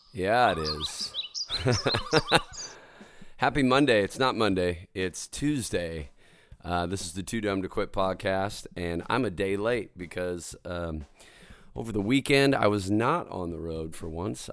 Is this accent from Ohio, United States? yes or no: no; State Line, Idaho, United States; moved away; I'm gonna be back in State Line, Idaho